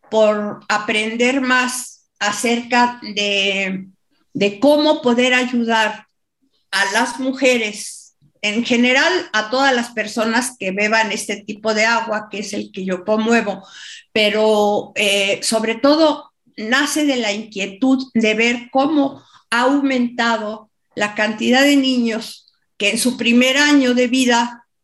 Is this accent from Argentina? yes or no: no; Mexico City, Mexico; siempre he vivido en la Ciudad de México y en diferentes estados de la República.